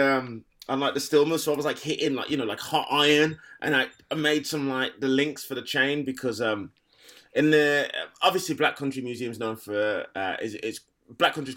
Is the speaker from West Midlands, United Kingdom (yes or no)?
yes; Black Country, West Midlands, United Kingdom; moved away; I'm definitely from the Black Country. And I don't know whether I would have been like that if I was still living there